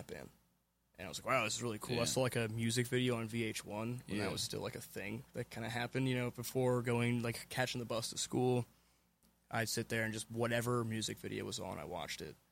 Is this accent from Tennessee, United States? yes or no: yes; Memphis, Tennessee, United States; now in Lancaster, United States; I was born in 1993 in Shelby County, Memphis, Tennessee. And I currently live in Lancaster, Pennsylvania.